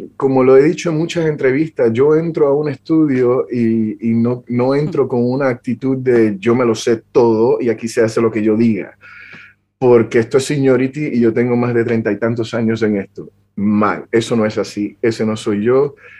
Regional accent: Puerto Rico; vengo nacido y, crecí en Puerto Rico

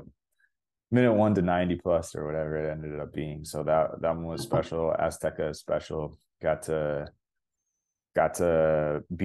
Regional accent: Cleveland, Ohio, United States; moved away as an adult; now in Toronto, Canada; I grew up in Cleveland, such a small town when I grew up there

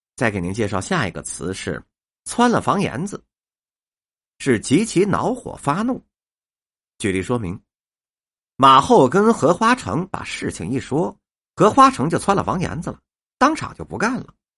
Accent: Beijing, China; 咱们北京人呐，爱吃面

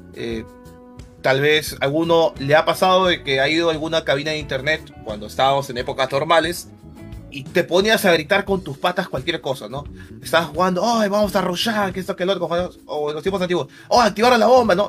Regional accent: Lima, Peru; yo soy de Chorrillos, soy de Lima, Perú. Chorrillos ha sido la ciudad donde, bueno, el lugar donde he vivido durante todos mis 27 años

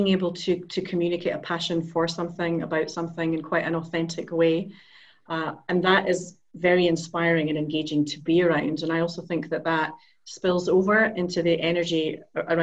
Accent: Edinburgh, Scotland, United Kingdom; moved away as an adult; also born or lived in Iceland; now in Amsterdam, Netherlands; I'm Scottish. I'm Edinburgh born

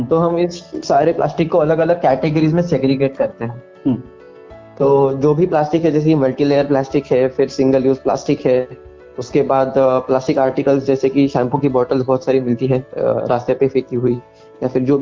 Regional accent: Kolhapur, Maharashtra, India; अपने गांव में क्रिएट किया है जिसका नाम कोल्हापुर प्लॉगर्स है जो मेरा होम टाउन है

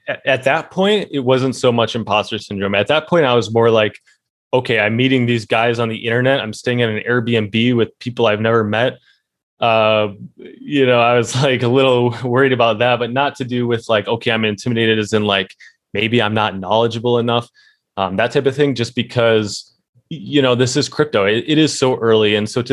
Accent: Midwest, United States; born and raised in the Midwest in America, you don't get a lot of anything.

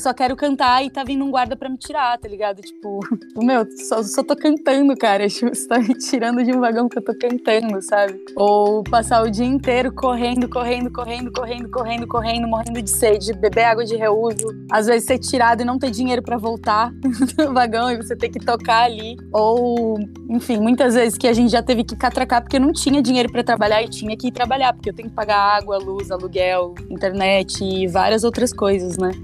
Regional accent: Itapevi, São Paulo, Brazil; also born or lived in Campinas / Guaianases, São Paulo; Eu sou de Itapevi. Eu sou nascida e fui criada em Itapevi

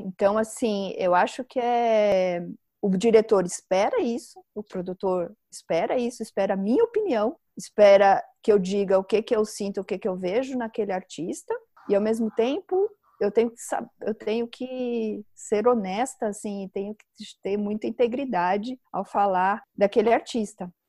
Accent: São Paulo, Brazil; nasci em São Paulo, eu moro em São Paulo

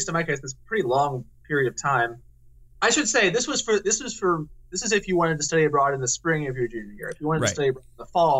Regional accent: Tennessee, United States; Worcester's in Ohio. I'm from Tennessee.

